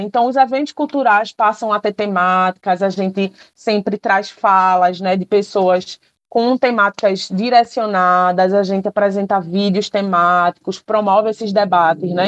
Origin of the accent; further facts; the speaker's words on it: Paulista, Pernambuco, Brazil; Eu cresci em Paratibe